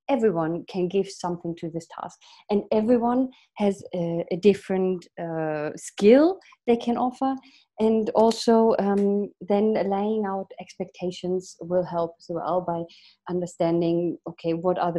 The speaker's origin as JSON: {"language": "English", "country": "Germany", "also_born_or_lived": "England / Sweden / Italy", "second_language": "English", "moved": "as an adult", "said": "I'm from Germany. I lived in England, Sweden, and Italy so far"}